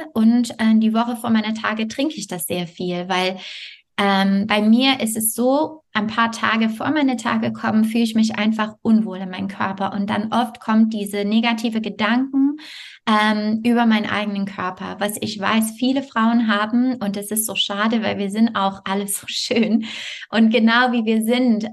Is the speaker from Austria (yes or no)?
no; Montreal, Quebec, Canada; German is a second language; moved away as an adult; also born or lived in France; now in Bonn area, Germany; also ich komme aus Montreal